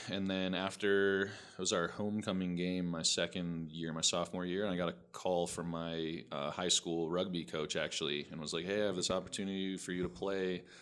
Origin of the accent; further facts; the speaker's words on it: Frisco, Colorado, United States; Um, so I guess I'd call my hometown Frisco. That's where I spent the most years of my life.